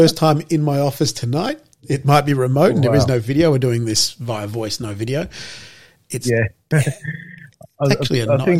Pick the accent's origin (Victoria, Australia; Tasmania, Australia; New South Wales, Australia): Victoria, Australia; Melbourne; also born or lived in Lebanon; we're both from Melbourne, but we have roots and heritage overseas in Lebanon.